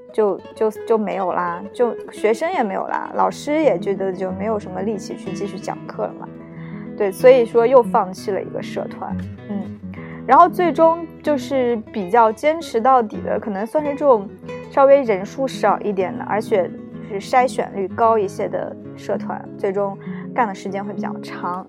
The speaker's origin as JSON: {"language": "Chinese", "country": "China", "moved": "as an adult", "lives_now": "Japan", "said": "跟我们国内一样"}